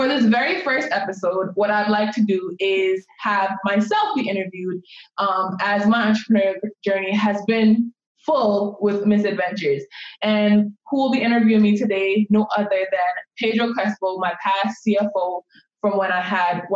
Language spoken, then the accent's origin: English; Jamaica; moved away; So I'm an immigrant. I was born and raised in Jamaica, and growing up in Jamaica